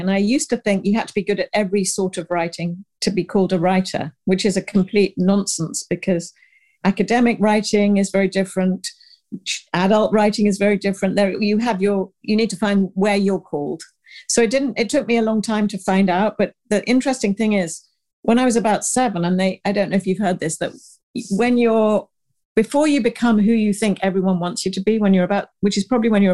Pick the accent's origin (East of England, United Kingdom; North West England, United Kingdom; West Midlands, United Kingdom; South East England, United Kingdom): South East England, United Kingdom; the New Forest; moved away as an adult; also born or lived in Uganda / Paris, France / London, United Kingdom; now in Manhattan, United States; So I'm a British, I was born in Uganda, Africa, raised in England and the New Forest, went to the Sorbonne, worked in London, came to America for just a year, I thought, and I'm still here like over 30 years ago